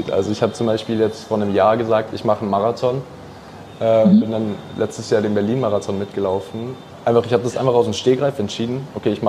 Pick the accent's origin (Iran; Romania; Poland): Iran; Äh, als Iraner, wenn du da in irgendein Land bist, hast du dann Riesenprobleme.